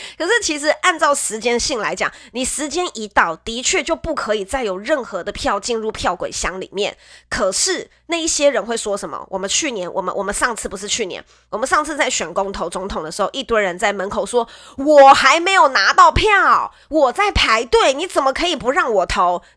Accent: Nantou County, Taiwan; moved away as an adult; now in Taipei, Taiwan; 以前小时候南投的 空气很好，因为我是南投人

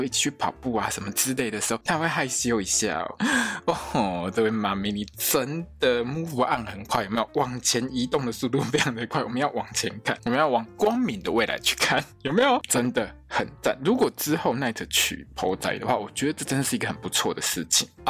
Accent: Italy; Chinese is a second language; 他的伴手礼就是我们意大利人最最最讨厌，上面全部都是 on 来的那个披萨。

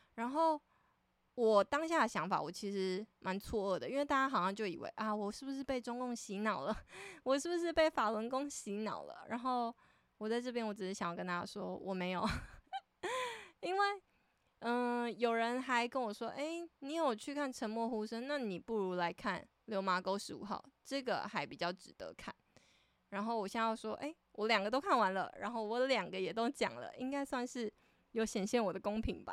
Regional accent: Taitung, Taitung County, Taiwan; 我是台东人

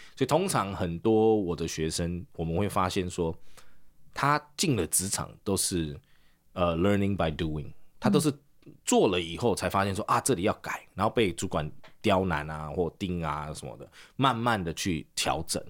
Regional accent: South Africa; now in Taiwan; 我大概小二没有毕业就移民了，我们就嗯哼。移民南非

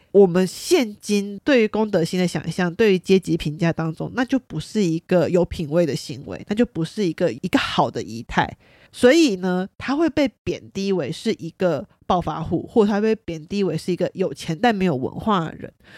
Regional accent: Taiwan; accent: Taiwanese accent; 我是台湾腔

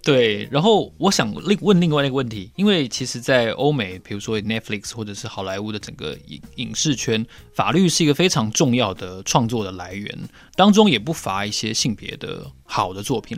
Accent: Taiwan; 我们台湾人

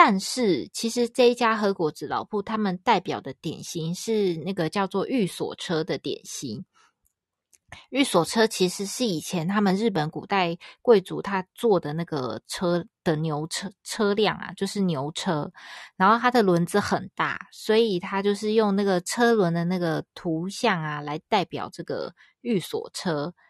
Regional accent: Hsinchu, Taiwan; 因为其实我是新竹人，然后竹签饼的外观跟这个其实很像诶。

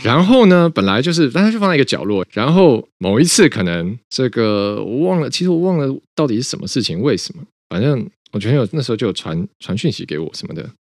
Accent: Taiwan; 我们家就是所谓外省家庭嘛，就是我的爷爷、奶奶、外公、外婆全部都是一九四九年跟国民党一起来台湾的，而且我爷爷跟外公都是军人

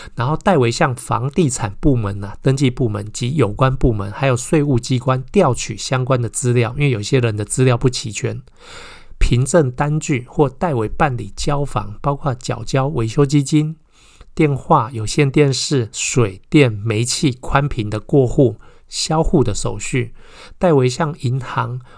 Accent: Taiwan; 我们台湾人

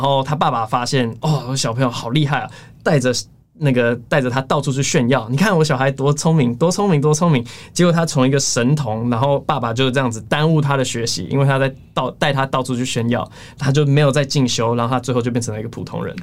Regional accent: United States; now in Taiwan; 我小时候在美国长大，然后现在回台湾嘛

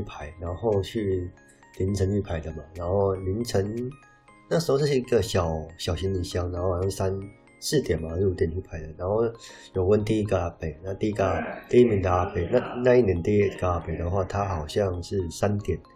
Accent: southern Taiwan, Taiwan; now in northern Taiwan; 我本身是南部人

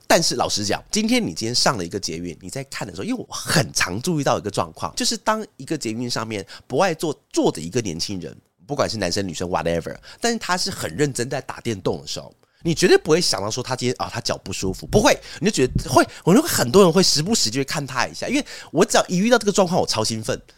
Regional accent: Taiwan; 我们台湾人的一些那种餐桌礼仪

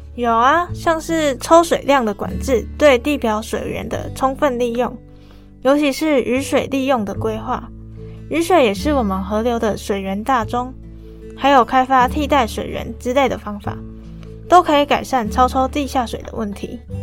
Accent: Changhua County, Taiwan; 我的家乡彰化

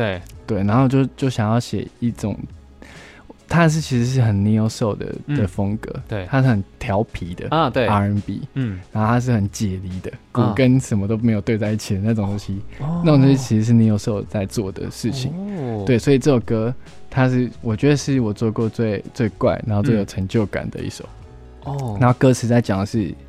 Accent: Yuanli, Miaoli County, Taiwan; first language Taiwanese Hokkien; Chinese is a second language; 我是苑里人， {S0} 哦，是苑里人， {S1} 对，然后所以我们从小就是讲台语长大的

